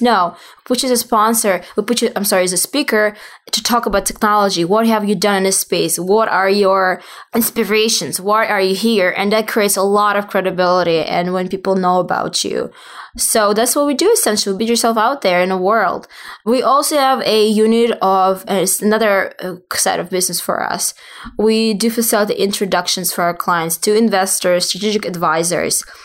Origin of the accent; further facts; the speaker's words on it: Russia; moved away as an adult; also born or lived in southern Russia / Saint Petersburg, Russia; now in New York, United States; I, obviously originally from Russia. I was born in the South, and then my family moved to Saint Petersburg, and then I moved to the States for education